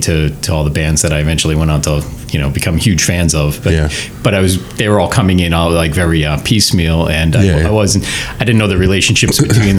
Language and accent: English; Middleton, Massachusetts, United States; I grew up in the town of Middleton. Mm-hmm. So I went to Masconomet, and had a lot of friends in the Danvers, Peabody, Salem area.